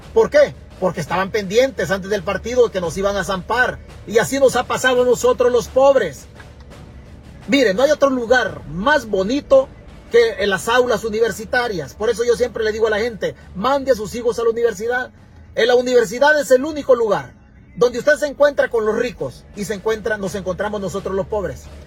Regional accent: Santa Rita, Chalatenango, El Salvador; now in California, United States; mi pueblo, Santa Rita en Chalatenango

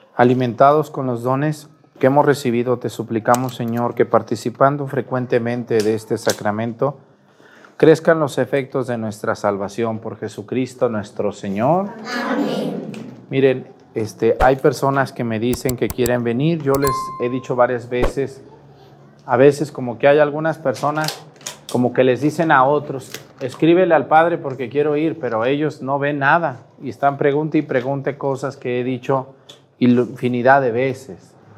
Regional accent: Mezticacán, Jalisco, Mexico; moved away; Yo también a veces voy a mi pueblo, a Mestigacán

